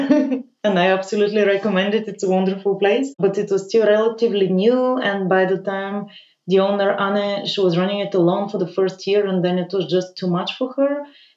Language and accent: English; Bulgaria; moved away; I'm originally from Bulgaria. I grew up there. I left quite early